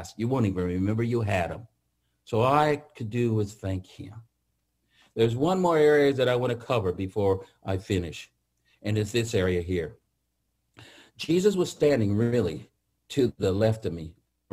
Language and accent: English; Atwater, California, United States; I grew up in the Central Valley, a little town called Atwater, if you ever know where that is, by Merced, which is north of Fresno. That's where I grew up